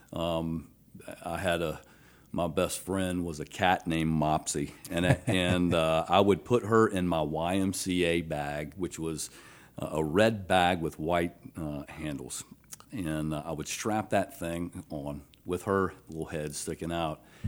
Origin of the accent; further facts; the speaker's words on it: Athens, Georgia, United States; moved away as an adult; also born or lived in Alabama; now in Baton Rouge, United States; born in Alabama, raised in Athens, Georgia